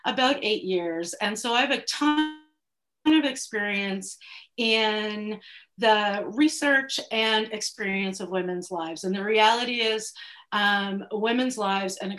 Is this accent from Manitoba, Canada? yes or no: no; Prince Edward Island, Canada; I am from Prince Edward Island